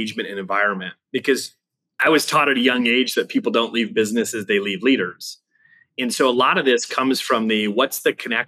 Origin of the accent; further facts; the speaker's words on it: Wisconsin, United States; moved away as an adult; now in Austin, United States; I grew up in the Wisconsin area. And we just relocated about 8 months ago down to Austin, Texas